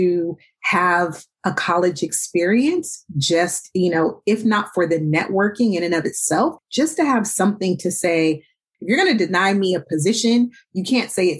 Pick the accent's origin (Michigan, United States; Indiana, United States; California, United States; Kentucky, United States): California, United States; Oakland; I grew up here in Oakland